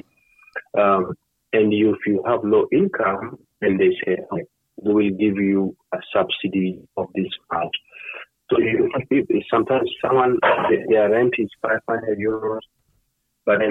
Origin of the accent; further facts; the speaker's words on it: Kenya; also born or lived in United States; now in Netherlands; we come from Kenya